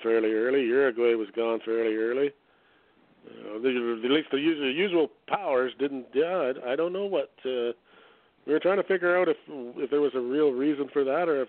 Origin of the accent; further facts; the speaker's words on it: Canada; I'm Canadian